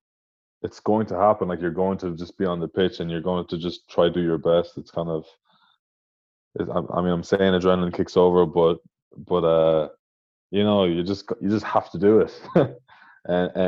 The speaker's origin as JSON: {"language": "English", "town": "Tralee", "region": "Munster", "country": "Ireland", "said": "I was from Tralee, you know, and there wasn't many guys training for the Munster underages there"}